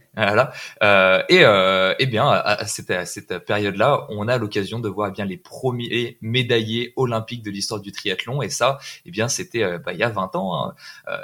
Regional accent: France; En tant que Français

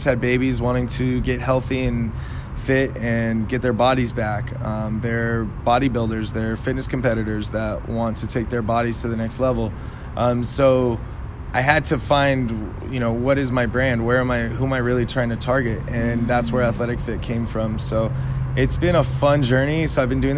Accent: Los Angeles, California, United States; moved away as an adult; now in San Diego, United States; I grew up

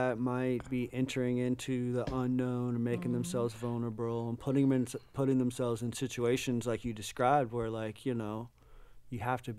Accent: Florida, United States; I grew up in Florida bass fishing and saltwater fishing my whole life, dude.

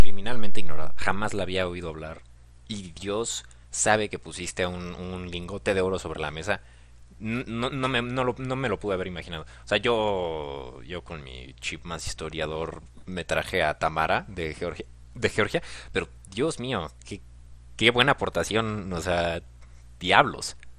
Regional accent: Mexico; Te lo digo como mexicano, te lo digo como el que está del otro lado del charco

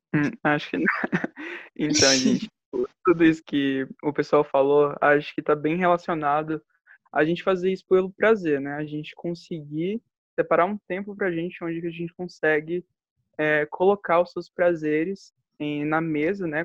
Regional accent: Brasília, Federal District, Brazil; sou de Brasília

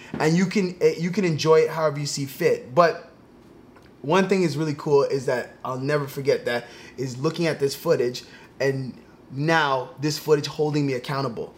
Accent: Toronto, Ontario, Canada; I grew up in Toronto

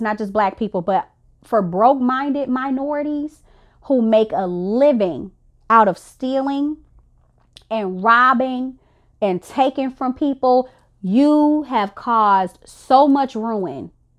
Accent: Illinois, United States; I'm from the South Chicagoland suburbs, and in Chicago, period, we got like Chinatown

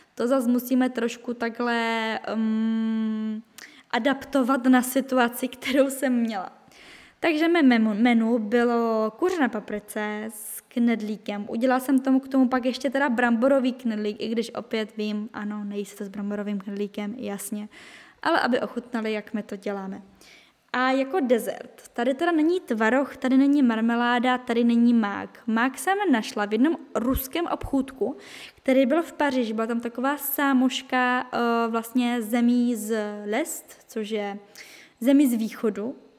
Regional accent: Czechia; moved away as an adult; now in France; jsem Češka, že jsem z Česka

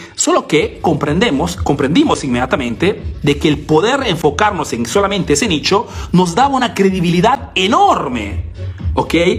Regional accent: Peru; now in Italy; soy latino, soy peruano

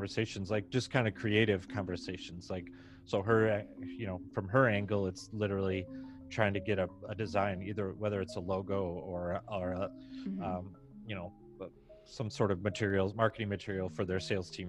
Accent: Michigan, United States; I was from Michigan. We're in Michigan

